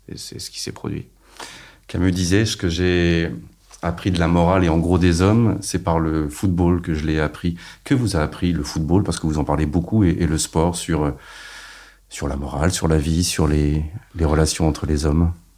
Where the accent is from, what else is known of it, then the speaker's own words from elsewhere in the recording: Rouen, Normandy, France; j'étais de Rouen